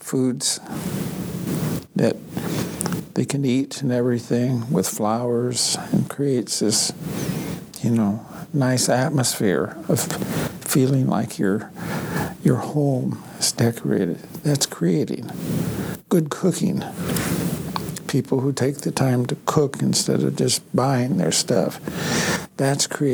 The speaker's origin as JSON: {"language": "English", "area": "Blackfeet Reservation, next to the Canadian border, east slope of the Rockies", "region": "Montana", "country": "United States", "moved": "yes", "said": "Back home, I'm from the Blackfeet tribe, right next to the Canadian border, east slope of the Rockies."}